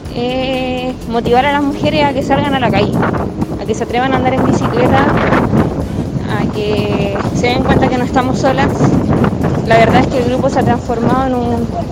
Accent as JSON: {"language": "Spanish", "town": "Santiago", "region": "Santiago Metropolitan Region", "country": "Chile", "tie": "born or raised there", "said": "soy de Santiago, pero fui criada en Pedro Aguirre Cerda"}